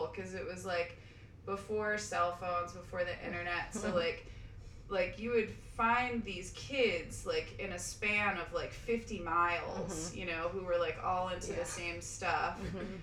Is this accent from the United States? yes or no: yes; Eastern Long Island, New York, United States; I grew up in Long Island, in Eastern Long Island